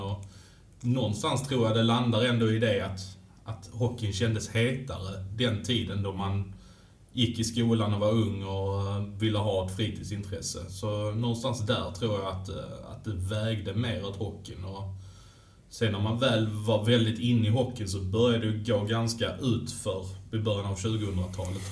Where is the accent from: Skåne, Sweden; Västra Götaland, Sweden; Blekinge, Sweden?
Skåne, Sweden; Malmö; Jag är född i Malmö. Mm. Jag är född och uppväxt eh, mitt inne i stan, eh, vid Karoli-kvarteren